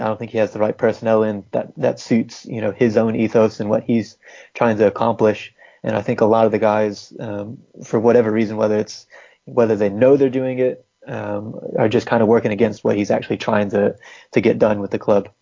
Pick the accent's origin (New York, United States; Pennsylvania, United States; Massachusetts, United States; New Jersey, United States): Massachusetts, United States; moved away as an adult; also born or lived in North Carolina; now in England; I'm technically from from Massachusetts area. Lived in North Carolina as well